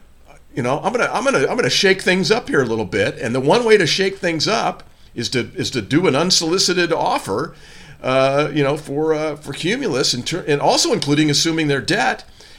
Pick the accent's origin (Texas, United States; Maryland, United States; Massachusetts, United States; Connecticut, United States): Connecticut, United States; New Canaan; I grew up in New Canaan, the next town over from Westport.